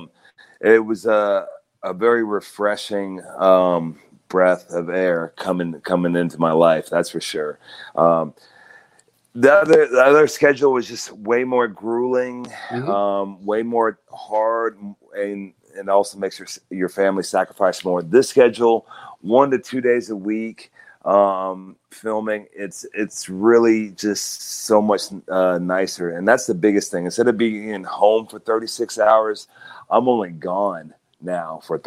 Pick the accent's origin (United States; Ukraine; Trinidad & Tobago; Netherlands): United States; Oklahoma; I'm a kid from Oklahoma